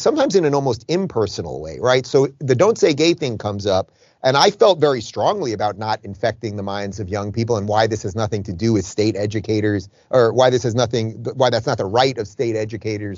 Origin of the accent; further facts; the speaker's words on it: Long Island, New York, United States; now in Miami, United States; I grew up in Long Island, which is just like a slightly alternate Jersey